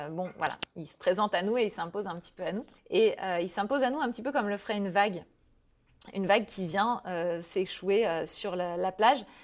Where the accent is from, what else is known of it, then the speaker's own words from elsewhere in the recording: Brittany, France; Et donc, euh, bah, moi, je suis bretonne et le surf, je kiffe vraiment hein, dans la vraie vie.